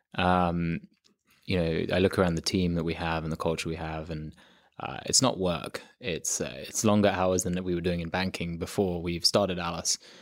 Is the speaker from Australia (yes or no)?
no; London, United Kingdom; moved away as an adult; also born or lived in south of France; now in United States; I loved growing up in London